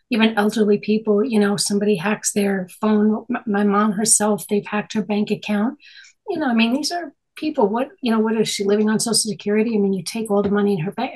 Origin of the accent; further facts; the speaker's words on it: New York, United States; I'm born and raised in New York, been here my whole life.